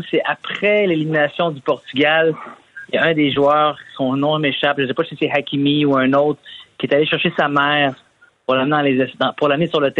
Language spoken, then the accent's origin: French; Morocco; Puis c'est pas parce que je suis marocain que je dis ça